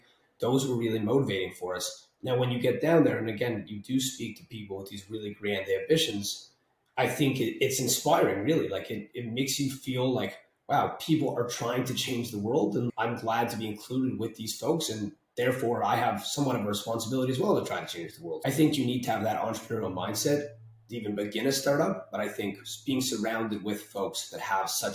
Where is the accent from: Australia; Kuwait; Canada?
Canada; now in Toronto, Canada